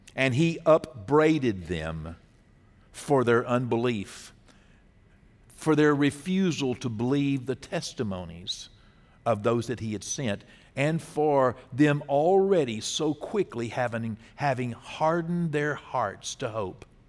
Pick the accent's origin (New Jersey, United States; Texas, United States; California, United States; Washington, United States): Texas, United States; as a Texan